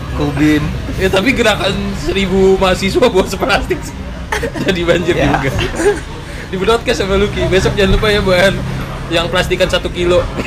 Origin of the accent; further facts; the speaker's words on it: Bekasi, West Java, Indonesia; gue dari Bekasi dari dulu kan gue tinggal di Pondok Gede Permai